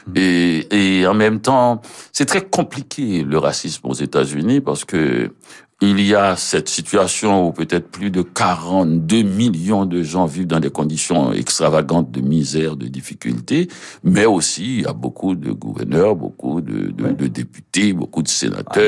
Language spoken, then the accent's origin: French; Port-au-Prince, Ouest, Haiti; moved away as an adult; now in Montreal, Canada; j'ai passé à Port-au-Prince où je mhm. suis né